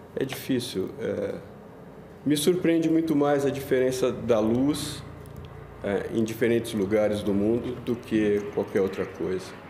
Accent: São Paulo, Brazil; also born or lived in Itaim Paulista, São Paulo / Tatuapé, São Paulo; Eu nasci na Vila Mariana, é, morei perto do, do aeroporto ali

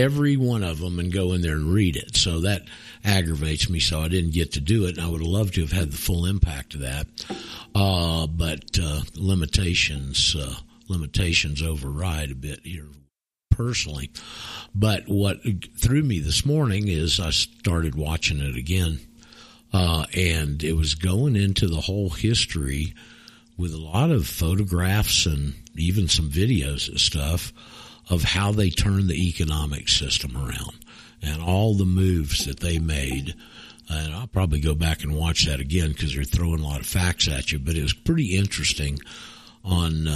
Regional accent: Panama City, Florida, United States; I'm from Florida. I'm from Panama City

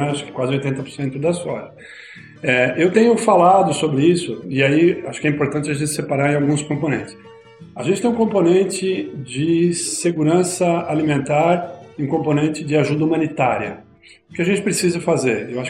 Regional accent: São Paulo, Brazil; eu sou do ABC, então Ford, GM, né? montadoras e tal, veio.

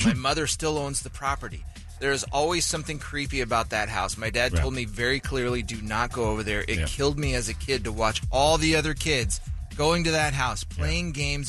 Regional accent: Phoenix, Arizona, United States; I've never been so glad I grew up in Maryvale.

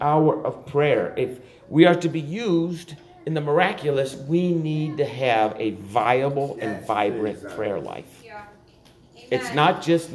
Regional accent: Buffalo, New York, United States; I grew up in Buffalo

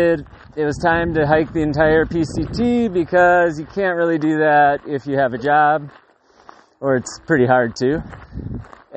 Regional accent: Wisconsin, United States; moved away as an adult; now in Seattle, United States; I'm originally from Wisconsin, but I moved to Seattle in 2004

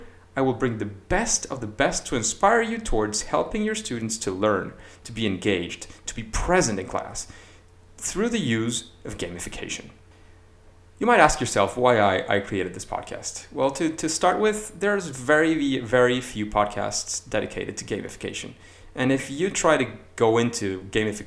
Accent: Caracas, Capital District, Venezuela; moved away as an adult; now in Madrid, Spain; I was born in May 9th in Caracas, in Venezuela, where I graduated as a software engineer and later got my MBA

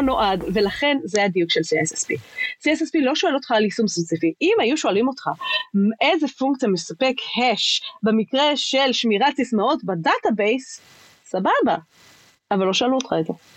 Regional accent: Israel; אנחנו כישראלים

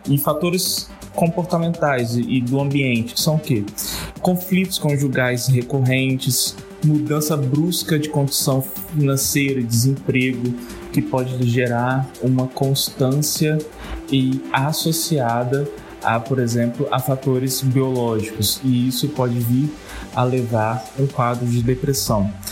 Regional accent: Vitória, Espírito Santo, Brazil; sou de Vitória, aqui no Espírito Santo

